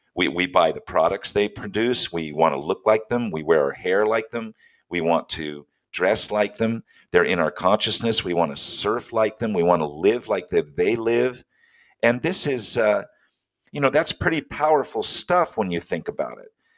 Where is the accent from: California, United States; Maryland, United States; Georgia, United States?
California, United States; Steinbeck country; I spend a lot of my time growing up in the Steinbeck country